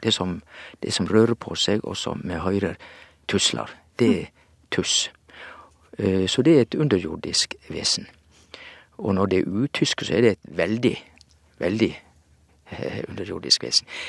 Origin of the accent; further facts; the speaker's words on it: Western Norway, Norway; moved away; hjemme på Vestlandet sier vi òg at eh, ja, det er udypt